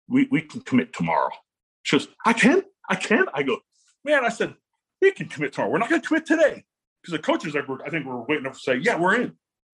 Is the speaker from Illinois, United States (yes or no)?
yes; Illinois, United States; moved away; I grew up in Illinois